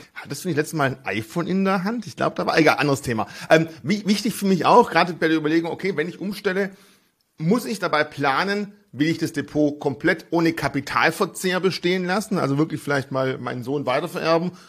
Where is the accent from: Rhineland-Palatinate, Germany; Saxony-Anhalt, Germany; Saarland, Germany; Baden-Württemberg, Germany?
Baden-Württemberg, Germany; Swabia; als Schwabe